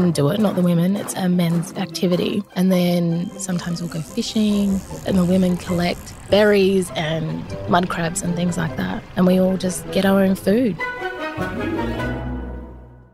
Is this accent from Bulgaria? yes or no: no; Arnhem Land, Northern Territory, Australia; now in Sydney, Australia; I'm an actress, a Yolngu woman, and I grew up in Arnhem Land